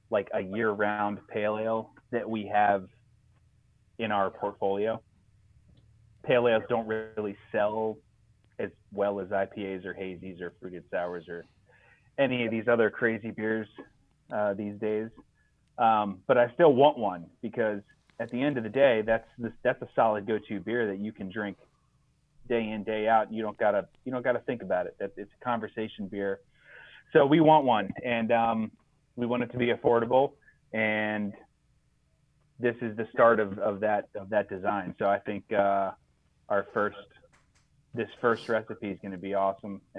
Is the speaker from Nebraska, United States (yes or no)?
no; Vestal, New York, United States; it's like, I'm, I'm from Vestal.